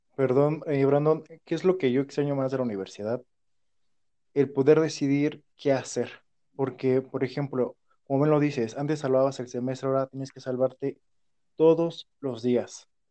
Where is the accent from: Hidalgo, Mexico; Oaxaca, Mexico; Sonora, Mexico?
Hidalgo, Mexico; also born or lived in Pachuca; acá en mi pueblo